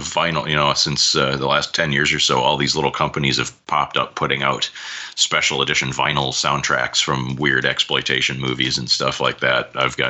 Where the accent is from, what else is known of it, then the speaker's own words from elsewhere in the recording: Iowa, United States; I'm from the Midwest. I'm from Iowa.